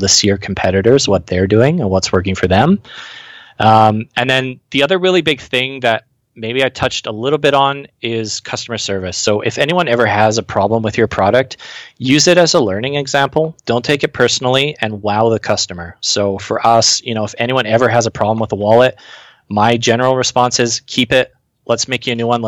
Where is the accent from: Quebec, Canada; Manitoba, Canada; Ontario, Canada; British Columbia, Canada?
British Columbia, Canada; born or raised there; moved away as an adult